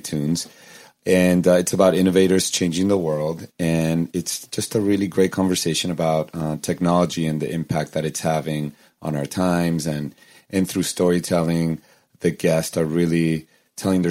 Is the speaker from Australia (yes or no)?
no; Venezuela; moved away; I was 7 as well, and I'm from Venezuela